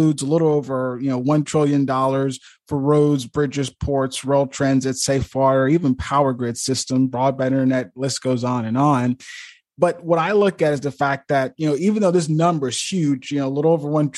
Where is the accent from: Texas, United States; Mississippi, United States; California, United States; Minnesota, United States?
Mississippi, United States; Eupora; my hometown of Eupora, Mississippi